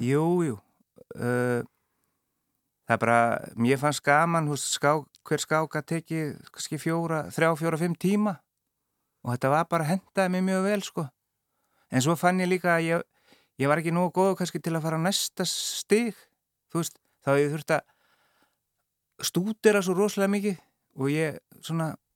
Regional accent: Akureyri, Northeastern Region, Iceland; moved away; ég er frá Akureyri og við erum, við erum fjóri bræður all káa menn

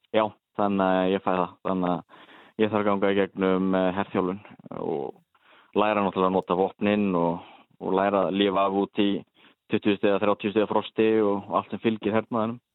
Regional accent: Akureyri, Northeastern Region, Iceland; moved away as an adult; now in Norway; ég er nú frá Akureyri

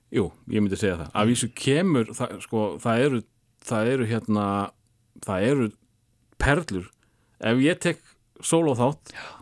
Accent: Njarðvík, Southern Peninsula, Iceland; þegar ég var krakki í Njarvík

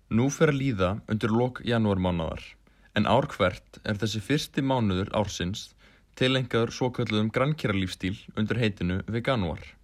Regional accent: Iceland; Við sem Íslendingar

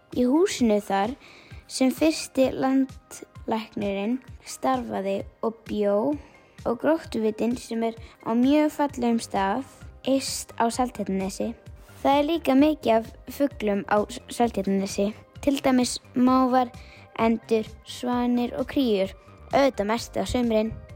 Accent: Álftanes, Capital Region, Iceland; ég er frá Ofldanesinu sem er á höfuborgarsvæðinu

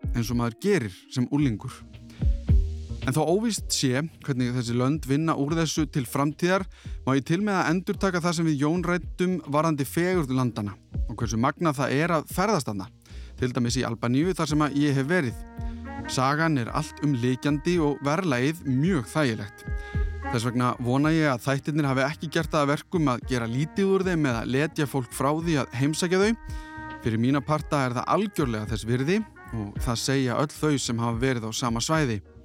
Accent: Iceland; þegar ég var allst upp á Íslandi 80-90

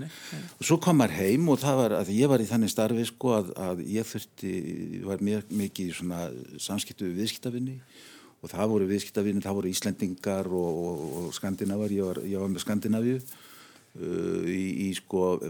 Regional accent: Reykjavík, Capital Region, Iceland; also born or lived in Arnarnes; mín fyrstu spór stegi í Norðumýrinni

